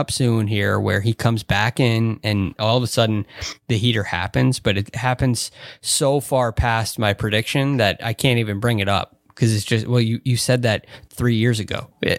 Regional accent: United States; No. I'm all American.

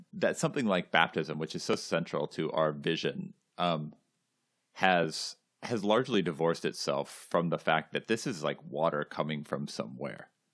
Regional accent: California, United States; moved away as an adult; now in New England, United States; I grew up in California.

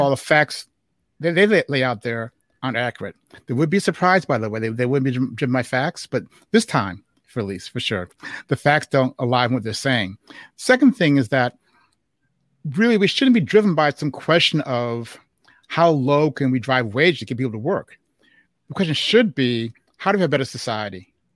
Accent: Chicago, Illinois, United States; they met in Chicago, and I was born in Chicago. And Juneteenth was our thing in Chicago

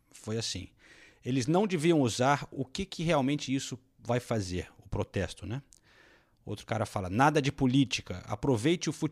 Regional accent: United Kingdom; Eu sou do Reino Unido, posso dar minha opinião, a minha opinião apenas

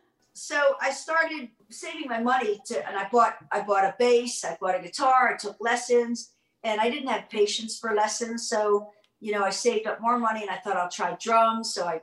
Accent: Baltimore, Maryland, United States; Yeah, I grew up in Baltimore.

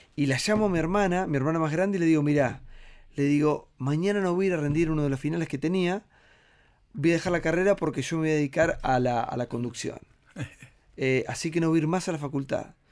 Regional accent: Tres Arroyos, Buenos Aires Province, Argentina; moved away; yo vivía en un pueblo muy chiquito, que es mi pueblo, Tres a Vos

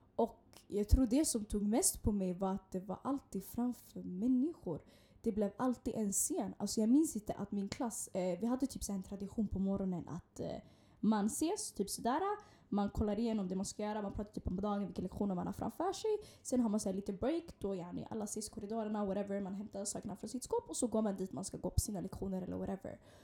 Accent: Stockholm, Stockholm County, Sweden; vi gick tillsammans när vi var yngre i Hagsätra

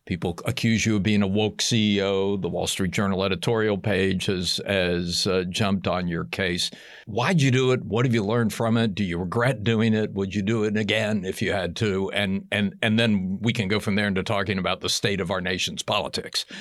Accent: Tennessee, United States; I grew up in Tennessee

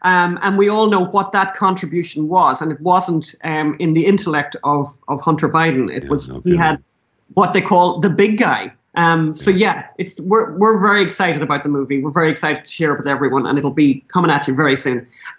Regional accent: Ireland; as Irish people, we can't say anything much about drug addiction or alcoholism, right? Because we kind of invented that and exported it successfully around the world.

